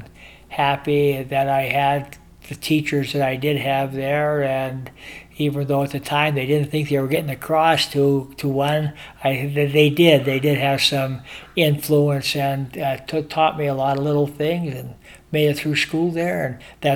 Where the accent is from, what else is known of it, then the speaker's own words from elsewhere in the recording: Butte, Montana, United States; moved away as an adult; I grew up in Montana, Butte, Montana to be exact, and it was a great childhood.